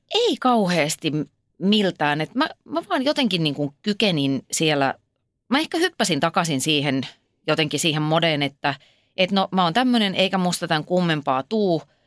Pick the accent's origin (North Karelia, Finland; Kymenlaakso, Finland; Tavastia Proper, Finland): Tavastia Proper, Finland; Ypäjä; mähän olen kotoisin siis Ypäjältä, joka on Suomen virallinen hevospitäjä